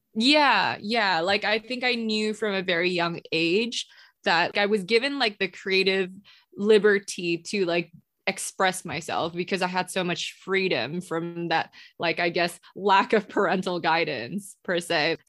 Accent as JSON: {"language": "English", "country": "Singapore", "tie": "born or raised there", "also_born_or_lived": "Indonesia", "moved": "as an adult", "lives_now": "Los Angeles, United States", "said": "I was born in Indonesia and then I moved to Singapore when I was about like five or six. And then I grew up in Singapore and I came here to LA for college"}